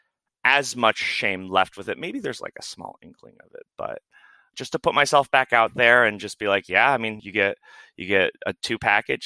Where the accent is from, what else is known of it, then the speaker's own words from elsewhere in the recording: Midwest, United States; also born or lived in Florida; now in Portland, United States; I grew up in the Midwest